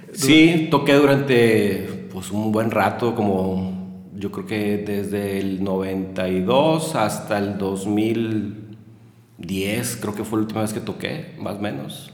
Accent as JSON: {"language": "Spanish", "town": "Monterrey", "region": "Nuevo León", "country": "Mexico", "tie": "born or raised there", "moved": "as an adult", "lives_now": "Saltillo, Mexico", "said": "yo nací en Monterrey un 27 de julio de 1978"}